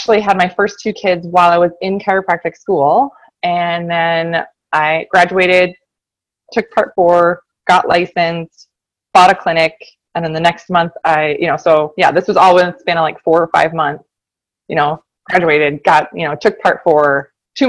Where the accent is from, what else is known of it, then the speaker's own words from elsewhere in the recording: Minneapolis, Minnesota, United States; also born or lived in Michigan; I'm from the Twin Cities, Minnesota, born and raised